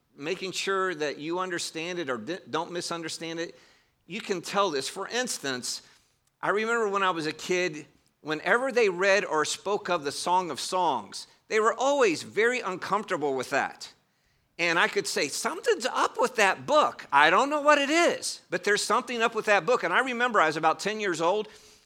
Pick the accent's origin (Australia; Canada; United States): United States; Northern United States; I grew up in the North. You may hear that I don't have a Southern accent.